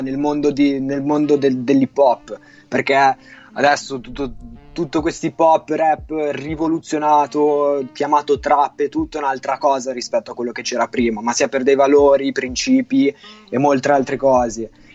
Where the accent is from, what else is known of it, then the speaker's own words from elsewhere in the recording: Milan, Lombardy, Italy; Ho diciotto anni, sono di Milano